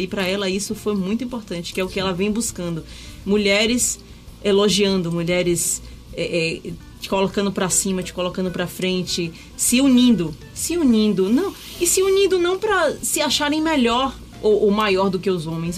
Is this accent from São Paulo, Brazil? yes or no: no; Salvador, Bahia, Brazil; eu sou nativa de Itapuã, né? Nasci em Itapuã, moro na mesma casa desde que eu nasci